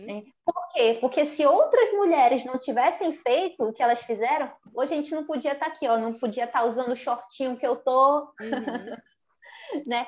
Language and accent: Portuguese; North Region, Brazil; eu como mulher, como nortista, como brasileira